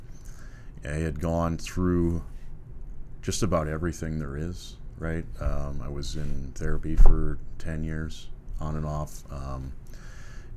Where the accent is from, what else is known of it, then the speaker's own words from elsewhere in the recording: Minnesota, United States; moved away as an adult; also born or lived in Escondido, California; now in California, United States; I'm from Minnesota originally.